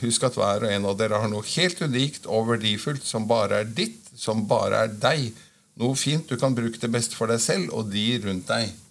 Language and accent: Norwegian; Oslo, Norway; jeg er født og oppvokst på Marienlyst midt i tjukkeste Oslo